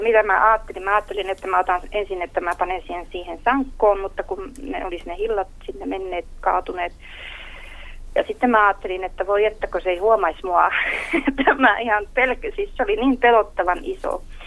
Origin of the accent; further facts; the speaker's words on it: Sodankylä, Lapland, Finland; olen syntyisin Sodankylästä